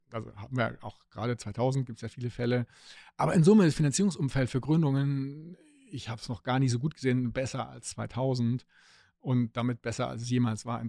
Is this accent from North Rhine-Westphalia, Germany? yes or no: no; Stuttgart, Baden-Württemberg, Germany; meine Heimatstadt, wo eben äh, die Autoindustrie sitzt